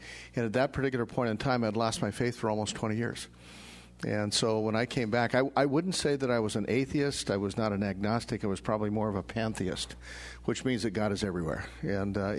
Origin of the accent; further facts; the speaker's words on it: Denver, Colorado, United States; moved away as an adult; also born or lived in Sioux Falls, South Dakota; I grew up in Denver. I was born and raised in Denver, and then I left Denver and went to college.